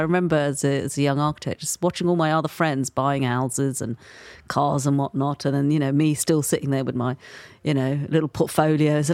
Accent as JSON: {"language": "English", "region": "London", "country": "United Kingdom", "tie": "born or raised there", "said": "born and raised in London"}